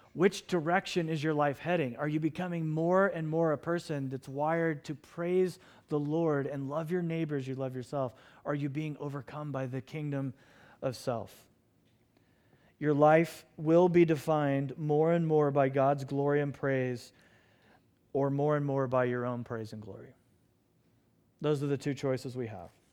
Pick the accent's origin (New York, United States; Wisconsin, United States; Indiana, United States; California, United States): Indiana, United States; Lafayette; I was born in Lafayette, Indiana.